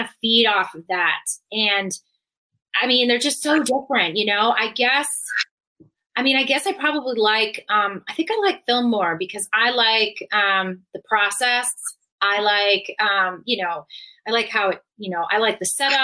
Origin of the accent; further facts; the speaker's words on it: New York, United States; growing up in New York